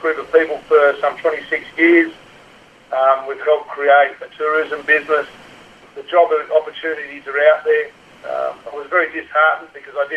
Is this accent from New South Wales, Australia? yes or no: no; Alice Springs, Northern Territory, Australia; I'm from Central Australia, Alice Springs